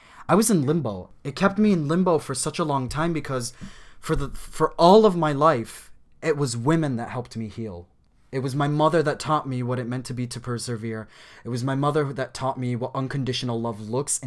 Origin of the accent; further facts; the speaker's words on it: United States; I grew up in America. I grew up here. We immigrated here when I was 5 years old